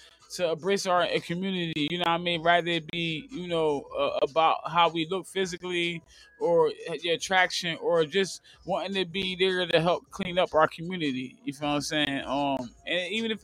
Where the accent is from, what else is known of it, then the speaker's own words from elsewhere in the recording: New Jersey, United States; I'm interviewing people from my hometown